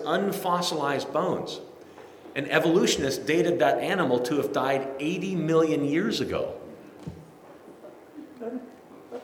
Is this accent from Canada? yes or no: yes; Kitchener, Ontario, Canada; born or raised there